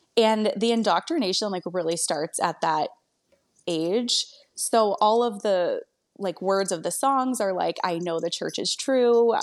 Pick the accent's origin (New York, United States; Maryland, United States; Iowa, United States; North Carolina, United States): Maryland, United States; moved away as an adult; also born or lived in Arizona; now in Phoenix, United States; I'm actually from Maryland originally